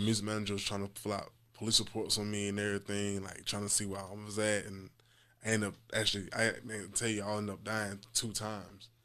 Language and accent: English; Jacksonville, Florida, United States; I'm from Jackson, Florida, um, and throughout kinda Moncrief on the north side of Jackson. So, growing up over there